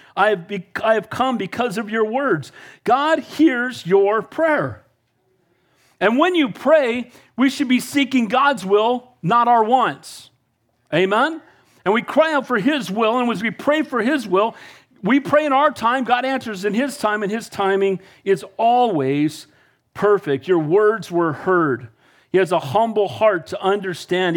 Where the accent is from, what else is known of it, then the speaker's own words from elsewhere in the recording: Santa Cruz, California, United States; I'm from Santa Cruz